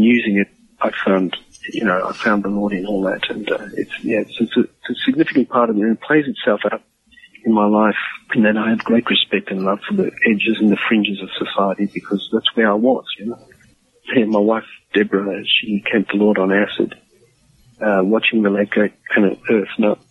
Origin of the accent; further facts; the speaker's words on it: Cape Town, Western Cape, South Africa; first language English; also born or lived in Johannesburg, South Africa; I was raised up as an English-speaking South African